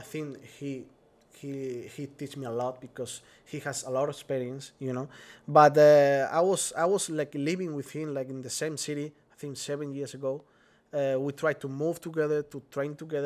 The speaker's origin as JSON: {"language": "English", "country": "Spain", "second_language": "English"}